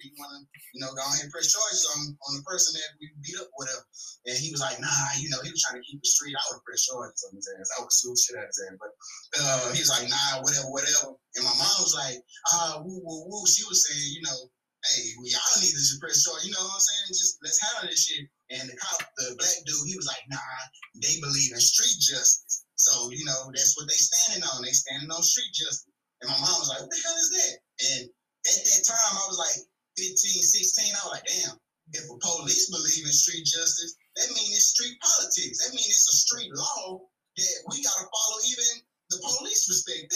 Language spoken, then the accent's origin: English; Dallas, Texas, United States; I'm from Dallas